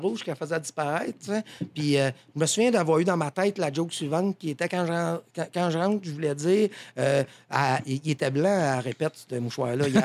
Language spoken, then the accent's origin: French; Saint-Blaise, Quebec, Canada; c'était à Saint-Blaise, je viens de Saint-Blaise, un petit village